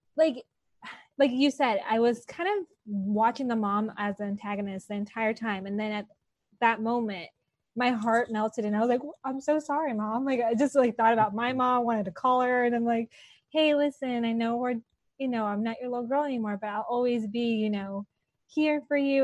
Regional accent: Los Angeles, California, United States; I grew up here in Los Angeles

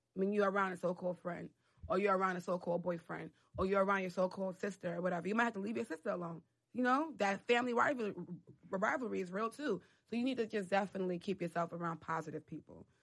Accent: New York City, New York, United States; also born or lived in Harlem; I grew up in the Bronx

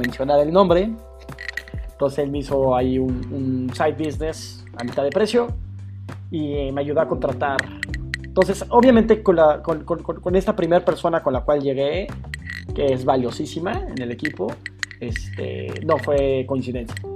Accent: Mexico City, Mexico; Soy chilango de nacimiento, de crecimiento y sí, prácticamente de la Ciudad de México

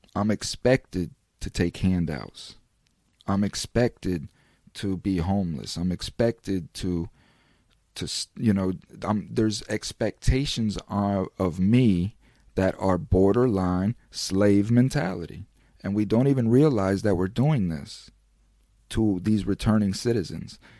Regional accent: United States; an American citizen

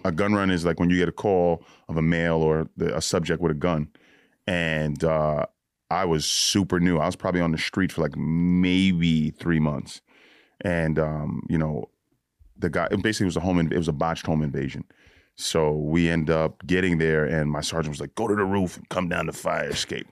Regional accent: Yonkers, New York, United States; also born or lived in Bronx, New York; lived in the Bronx till I was about twelve, and then I moved to Yonkers

